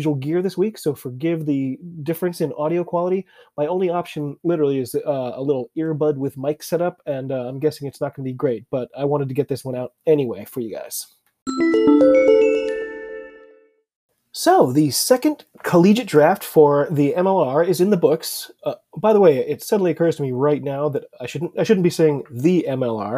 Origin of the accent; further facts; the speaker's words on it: United States; I'm an American rugby fan who follows rugby all over the globe.